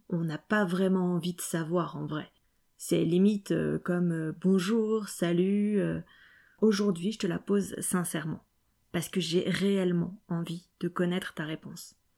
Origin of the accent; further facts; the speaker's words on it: Lyon, Auvergne-Rhône-Alpes, France; moved away; Lyon, déjà, euh, c'est ma ville natale